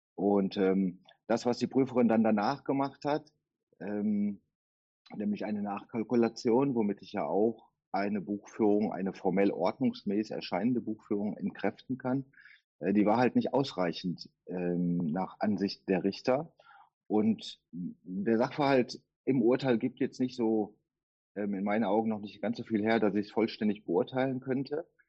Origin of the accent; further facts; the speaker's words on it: Duisburg, North Rhine-Westphalia, Germany; ich komme aus Duisburg